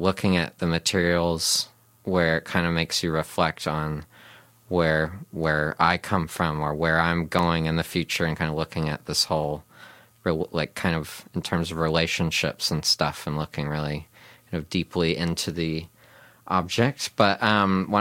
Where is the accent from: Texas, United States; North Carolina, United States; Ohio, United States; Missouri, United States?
Ohio, United States; Cincinnati; now in New Zealand; where I grew up in Cincinnati